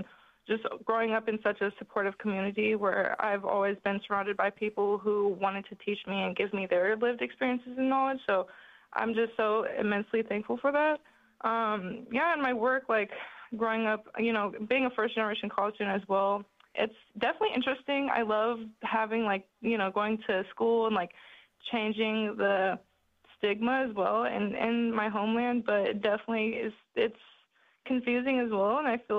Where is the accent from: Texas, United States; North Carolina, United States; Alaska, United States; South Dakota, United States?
Alaska, United States; Anchorage; Growing up in Anchorage, Alaska as an urban Native youth